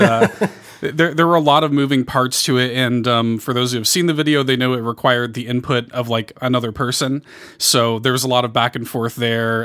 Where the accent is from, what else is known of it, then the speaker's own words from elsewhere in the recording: Chicago, Illinois, United States; I grew up in Chicago